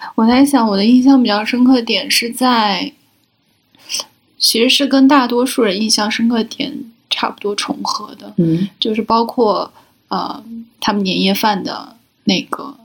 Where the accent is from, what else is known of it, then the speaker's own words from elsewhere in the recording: Shaanxi, China; 我是陕西人，然后我们有一个环节是专门要哭天抢地的